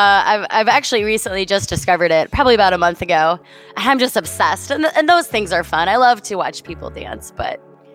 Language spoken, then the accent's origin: English; Chicago, Illinois, United States; I am from Chicago, Illinois.